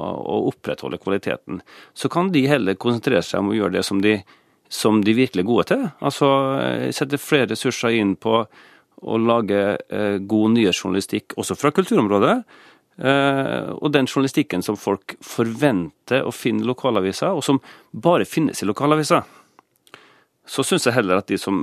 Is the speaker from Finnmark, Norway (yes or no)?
no; Kristiansund, Møre og Romsdal, Norway; moved away; Når jeg begynte å lese Dagbladet på 70-tallet, i min hjemby Kristiansund